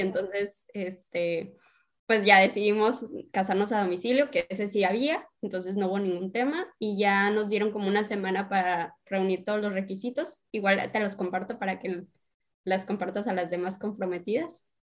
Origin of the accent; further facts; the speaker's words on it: Sonora, Mexico; moved away as an adult; now in Mexicali, Mexico; yo la verdad soy de Sonora, pero pues ya llevo dos años cachito aquí en Mexicali